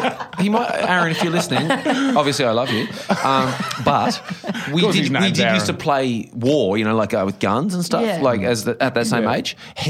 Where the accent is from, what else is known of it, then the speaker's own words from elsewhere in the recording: Bright, Victoria, Australia; my hometown of Bright. It was two taxis.